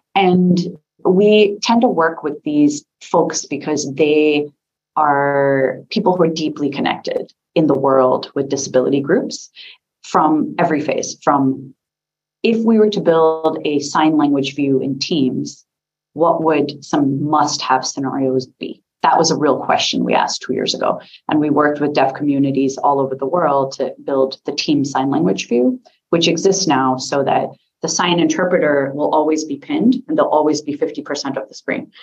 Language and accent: English; United States; accent: American; I'm an American